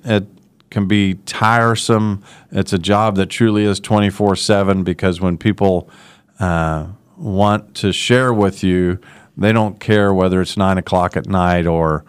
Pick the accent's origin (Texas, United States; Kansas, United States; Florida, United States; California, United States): Kansas, United States; Wichita; I grew up in Wichita and love this city